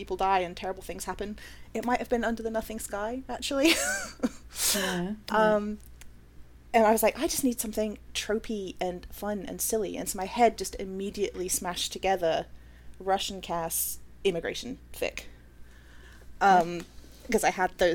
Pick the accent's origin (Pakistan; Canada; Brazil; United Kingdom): United Kingdom; moved away as an adult; now in United States; I am a British Cypriot that immigrated to America about, I don't know, 9 years ago now?